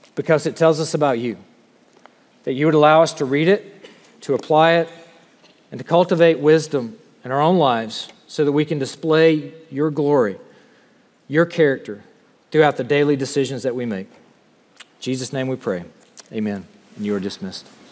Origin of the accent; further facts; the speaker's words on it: the South, United States; moved away as an adult; I'm from the South and this is what we